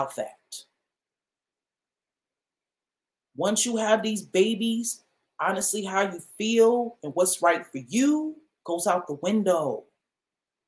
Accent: New York City, New York, United States; Jamaica Avenue, I grew up in the Farmers Market.

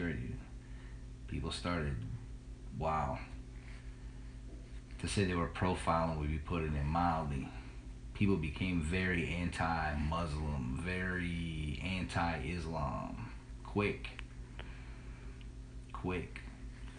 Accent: Youngstown, Ohio, United States; I'm from Youngstown, Ohio.

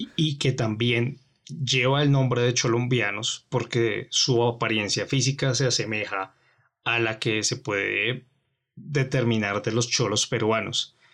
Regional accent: Colombia; nosotros como colombianos

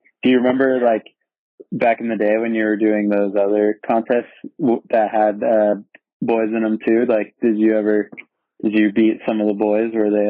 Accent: San Diego, California, United States; Ruben and I, we grew up in San Diego

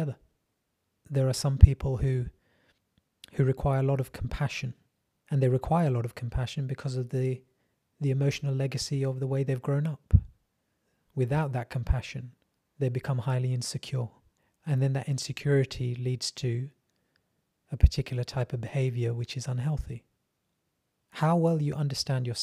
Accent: England, United Kingdom; I am brown English. I'm a second generation immigrant.

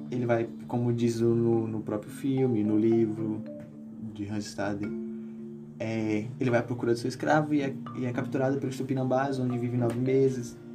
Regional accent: Brazil

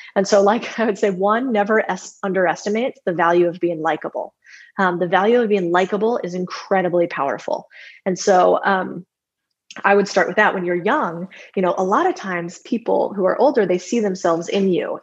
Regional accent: Arizona, United States; I grew up in Arizona

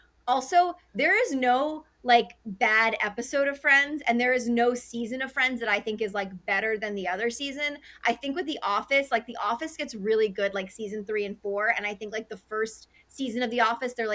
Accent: Westport, Connecticut, United States; moved away as an adult; also born or lived in Manhattan, New York / Boston, Massachusetts; now in Los Angeles, United States; I was born in Manhattan, and then we moved to Westport, Connecticut when I was 6 years old. So I say born in New York, raised in Connecticut

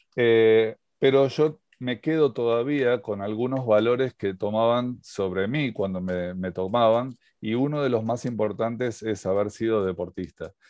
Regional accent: Argentina; siendo en Argentina

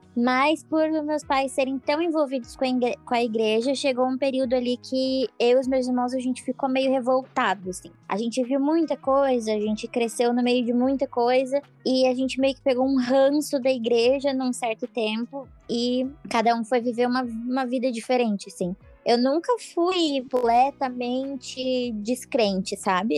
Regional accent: Curitiba, Paraná, Brazil; now in Balneário Camboriú, Brazil; eu nasci em Curitiba, mas agora eu moro em Balneário Camboriú, aqui em Santa Catarina

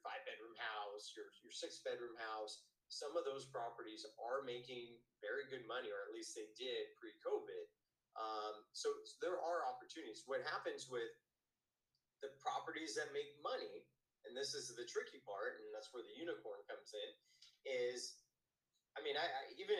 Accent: United States; I'm American

